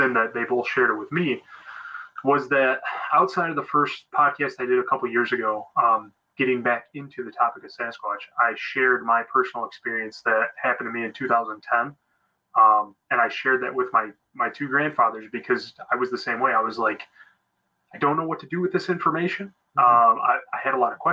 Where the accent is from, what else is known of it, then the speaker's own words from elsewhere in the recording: Michigan, United States; I'm from Michigan